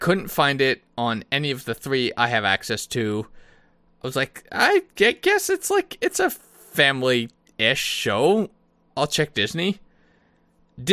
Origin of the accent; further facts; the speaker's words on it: Canada; I do love being Canadian